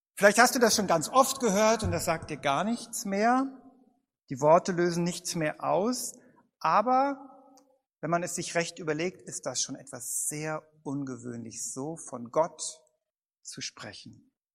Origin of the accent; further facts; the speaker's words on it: Bad Vilbel, Hesse, Germany; in meiner Heimatstadt Bad Vilbel